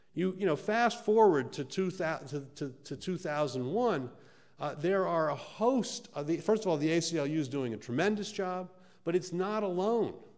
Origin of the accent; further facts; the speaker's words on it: United States; I'm an American and here I am in the heartland of America.